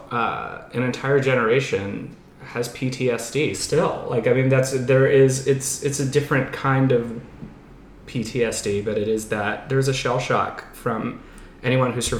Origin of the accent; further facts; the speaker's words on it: New Mexico, United States; born there; also born or lived in Pennsylvania; Uh, well, I was born in New Mexico and I've lived all over. I was in Pittsburgh before here.